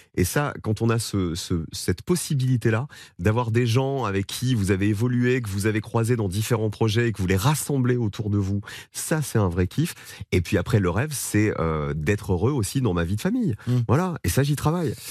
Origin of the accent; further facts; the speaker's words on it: Provence-Alpes-Côte d'Azur, France; moved away; je viens de la Provence, je viens des montagnes, du soleil